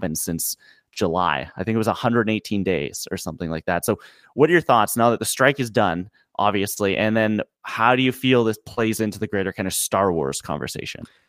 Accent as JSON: {"language": "English", "country": "Canada", "said": "I'm Canadian"}